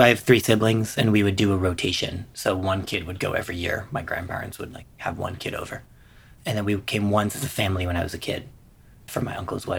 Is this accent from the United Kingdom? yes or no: no; Israel; moved away as an adult; also born or lived in Rwanda; now in New York, United States; So I grew up entirely in Israel. My parents moved to Israel in the early 80s.